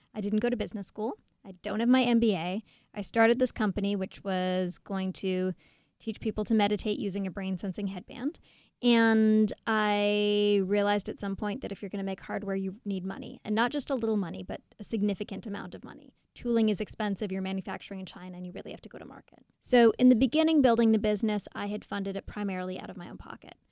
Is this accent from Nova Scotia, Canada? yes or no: no; Toronto, Ontario, Canada; I'm from Toronto